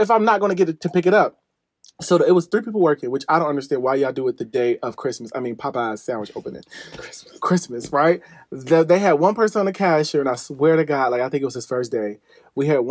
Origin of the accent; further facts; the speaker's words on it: Midwest, United States; I am from the Midwest